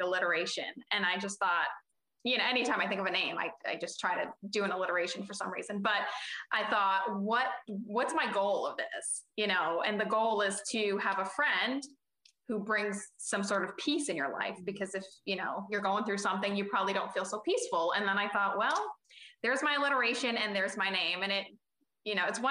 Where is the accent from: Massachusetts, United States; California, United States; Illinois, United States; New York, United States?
Massachusetts, United States; Boston; where I grew up in Boston